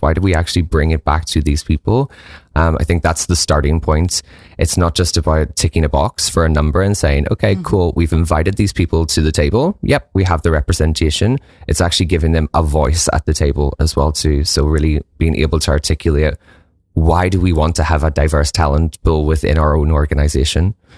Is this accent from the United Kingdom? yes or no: yes; Northern Ireland, United Kingdom; moved away; I'm originally from Northern Ireland